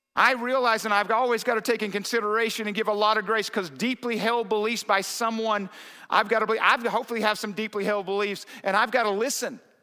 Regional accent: the South, United States; I was raised in the South

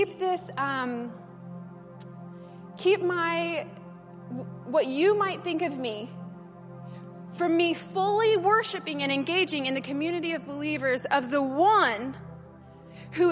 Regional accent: United States; I'm American

